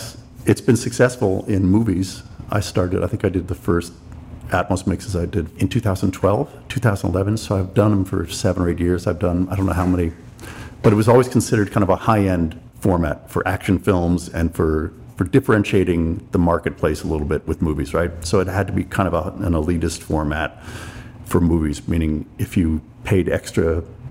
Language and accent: English; Greenwich, Connecticut, United States; also born or lived in New York; I grew up in Greenwich, Connecticut. I was born in New York, but I had a big family, so we lived in the suburbs.